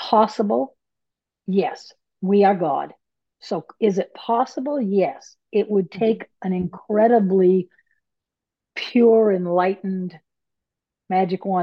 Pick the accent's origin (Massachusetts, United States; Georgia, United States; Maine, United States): Maine, United States; I'm from Maine. Maine, we have mills, paper mills